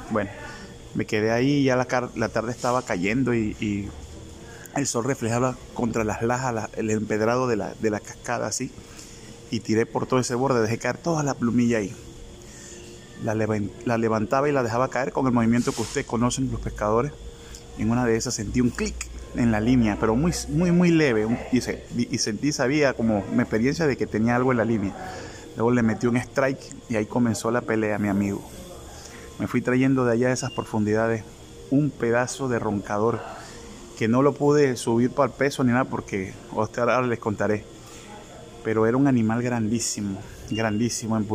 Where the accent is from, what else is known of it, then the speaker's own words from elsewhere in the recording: La Chorrera, Panamá Oeste, Panama; se llama así eh, La Chorrera, mi pueblo de acá de Panamá por la cantidad de muchos chorros o saltos de aguas que existen en el lugar